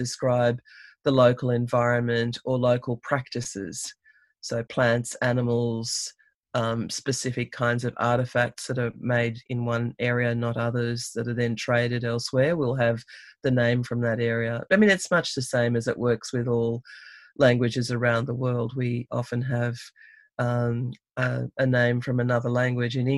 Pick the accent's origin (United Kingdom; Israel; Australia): Australia; Sydney, New South Wales; I was born and raised in Sydney.